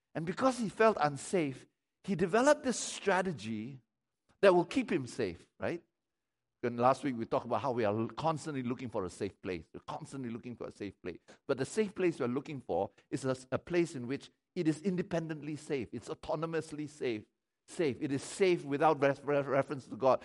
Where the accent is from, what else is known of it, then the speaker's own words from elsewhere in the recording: Malaysia; I don't primarily i- identify myself as a Malaysian